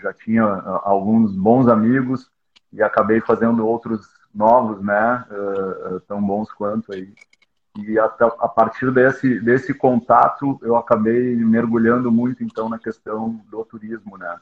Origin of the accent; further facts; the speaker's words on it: Porto Alegre, Rio Grande do Sul, Brazil; eu sou originalmente de Porto Alegre, né? Tô, tô sediado aqui